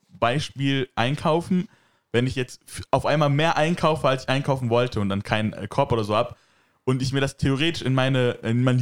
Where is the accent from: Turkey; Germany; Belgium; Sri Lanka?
Turkey; ja, aber ich bin auch Türke und so, Deutsche machen das auch.